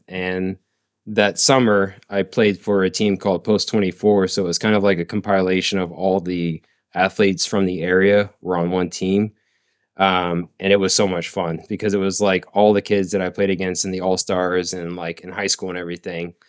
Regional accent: Bradenton, Florida, United States; also born or lived in Oklahoma; I am originally from Bradenton. Yeah, born and raised

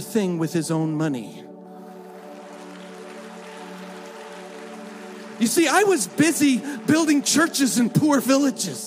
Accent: United States; moved away; being American

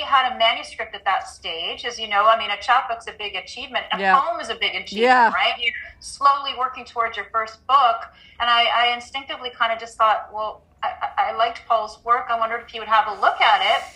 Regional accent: Canada; moved away as an adult; also born or lived in Northern Ireland / Burlington; as a Canadian, when I came back to Canada

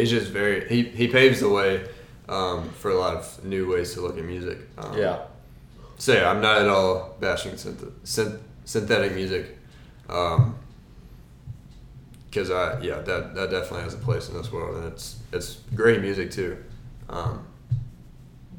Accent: North Carolina, United States; I'm from North Carolina, and I'll admit I have a lot of Carolina pride

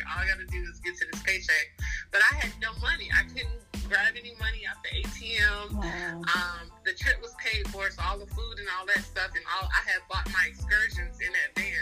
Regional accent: the South, United States; we're from the South

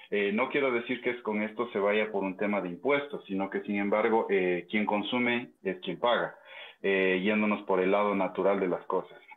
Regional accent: Quito, Pichincha, Ecuador; yo como recomendación y como quiteño que soy

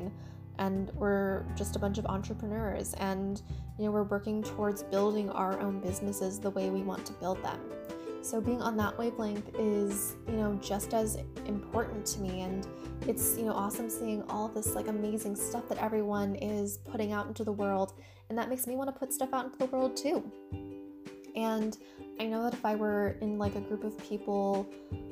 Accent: United States; also born or lived in China / Washington, D.C. area; spent most of my life, except for like the first like 7 months, like in the United States

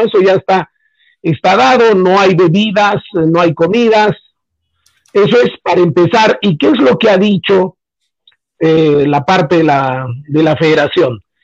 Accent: Peru

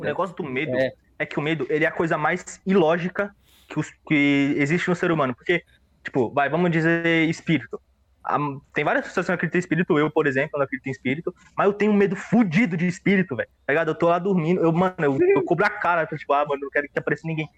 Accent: São Paulo, Brazil; now in Guarulhos, Brazil; Eu, eu nasci em São Paulo

